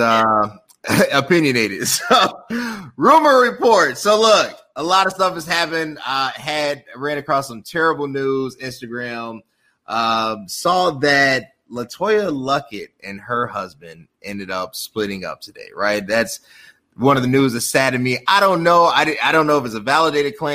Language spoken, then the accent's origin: English; Chicago, Illinois, United States; I'm from Chicago. I'm a brother from Chicago.